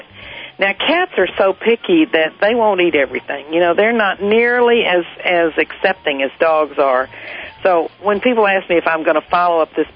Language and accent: English; Hereford, Texas, United States; I grew up in Hereford, Texas, which has feedlots all around the town